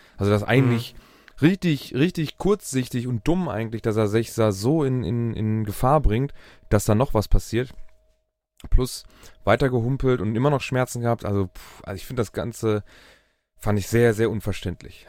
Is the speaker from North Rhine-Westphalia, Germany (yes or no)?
yes; Dortmund, North Rhine-Westphalia, Germany; bei uns in Dortmund